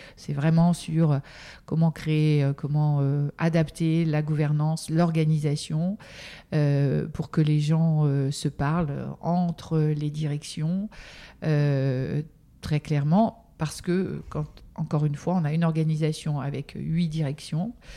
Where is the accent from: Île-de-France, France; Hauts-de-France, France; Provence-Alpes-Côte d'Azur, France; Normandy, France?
Normandy, France; je suis normande à l'origine